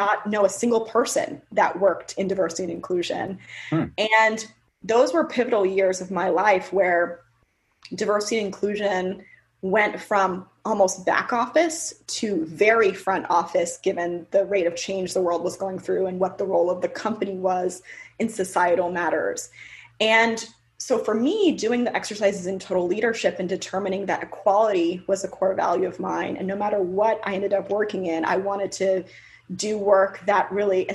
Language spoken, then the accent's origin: English; Sugar Land, Texas, United States; daughter of two Jamaican immigrants growing up in Houston, Texas